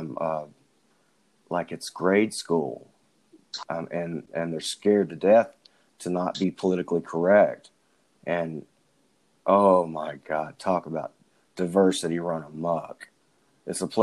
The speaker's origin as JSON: {"language": "English", "town": "Fairfield", "country": "United States", "tie": "born or raised there", "said": "I grew up in Fairfield"}